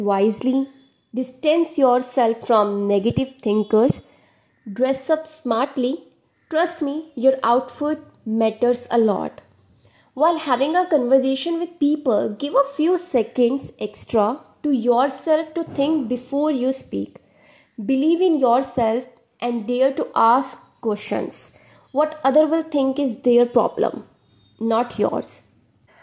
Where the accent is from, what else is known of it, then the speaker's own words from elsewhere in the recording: Delhi, India; I am from Delhi.